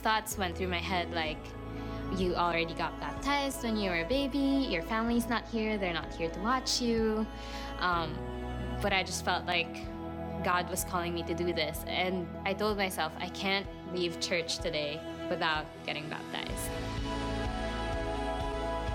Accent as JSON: {"language": "English", "country": "Philippines", "tie": "born or raised there", "moved": "as an adult", "lives_now": "Chicago, United States", "said": "Growing up in the Philippines, I grew up in the Catholic Church"}